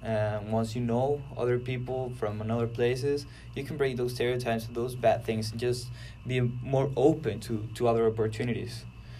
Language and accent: English; Mexico; moved away as an adult; now in United States; I'm from Mexico.